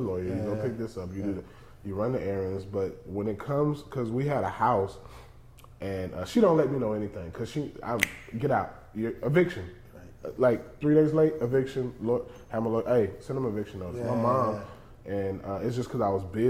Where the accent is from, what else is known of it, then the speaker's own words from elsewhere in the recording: Georgia, United States; moved away; also born or lived in Los Angeles / Texas; I grew up in the South, man. We're from the same place. You know, I was raised in Georgia.